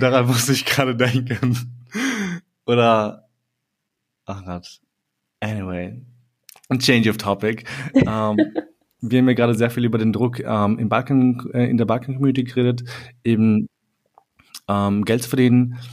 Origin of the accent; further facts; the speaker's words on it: Austria; in Österreich geboren zu sein